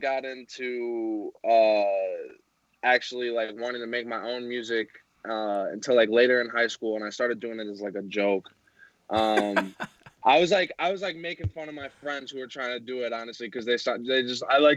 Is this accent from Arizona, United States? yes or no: no; Cortland, New York, United States; moved away as an adult; also born or lived in Boulder, Colorado; now in San Francisco, United States; I was born in Boulder, Colorado, but I grew up in upstate New York in Cortland